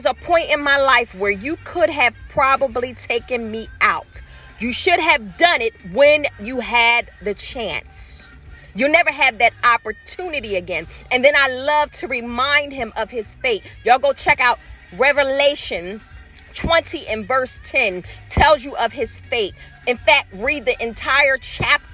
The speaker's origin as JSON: {"language": "English", "town": "Philadelphia", "region": "Pennsylvania", "country": "United States", "tie": "born or raised there", "said": "born and raised. I said, she said, where from? I said, North Philadelphia"}